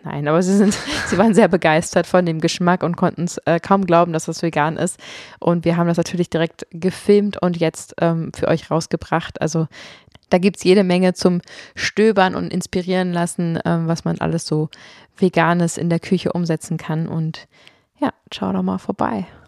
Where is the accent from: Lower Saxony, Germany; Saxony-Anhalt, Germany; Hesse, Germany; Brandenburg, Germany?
Brandenburg, Germany; Potsdam; also born or lived in Berlin / London; Ich bin in Potsdam aufgewachsen und klar, ich habe auch mal in Berlin und London gelebt